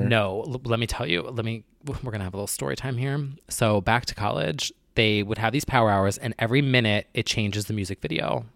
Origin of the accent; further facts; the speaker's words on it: New Jersey, United States; I'm from New Jersey